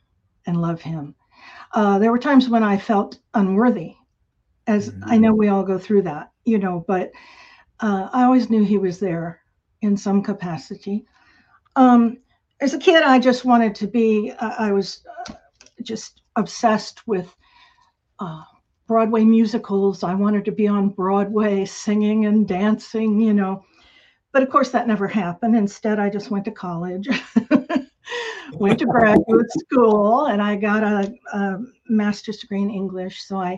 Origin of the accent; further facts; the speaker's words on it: Turkey; moved away; also born or lived in Tampa, Florida, United States; Well, I was born in Tampa, Florida. My dad was in the Air Force, and so we moved around a lot, and I spent my formative years in Turkey